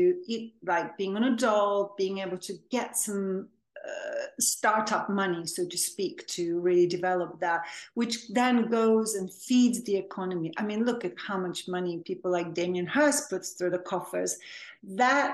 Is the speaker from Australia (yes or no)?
no; Serbia; also born or lived in Belgrade; now in London, United Kingdom; So I was born and raised in Serbia, which at that time was a different country. It was called Yugoslavia